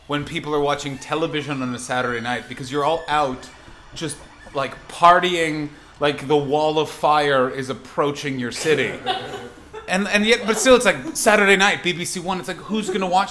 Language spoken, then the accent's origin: English; Canada; moved away; I come from North America, I come from Canada